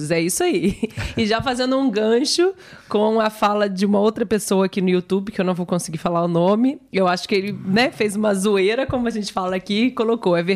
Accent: Mexico; Eu sou mexicano, mas minha equipe favorita foi o Brasil.

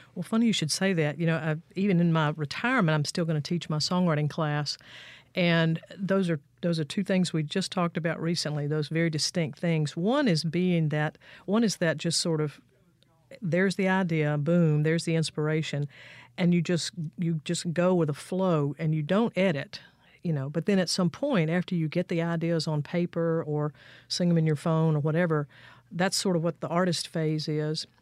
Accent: Fayette, Mississippi, United States; moved away as an adult; also born or lived in Jackson, Mississippi / Nashville, Tennessee; I was born right down the street here in Jackson, but I grew up in Fayette, Mississippi, over in Jefferson County, southwest part of the state.

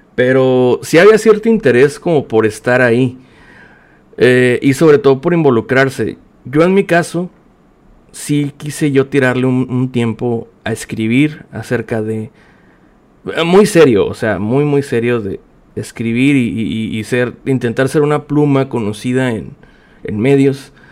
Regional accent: Mexicali, Baja California, Mexico; soy de Mexicali, Baja California

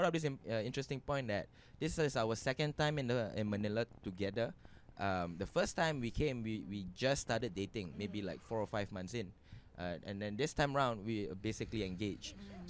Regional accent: Singapore; as a Singaporean, really living here

